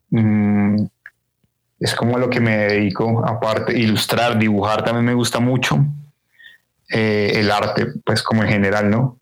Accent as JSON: {"language": "Spanish", "region": "Bogotá", "country": "Colombia", "tie": "born or raised there", "said": "me crié en Bogotá"}